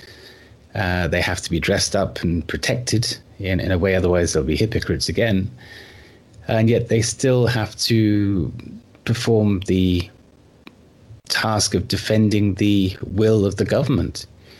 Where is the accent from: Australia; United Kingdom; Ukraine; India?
United Kingdom; I grew up in the United Kingdom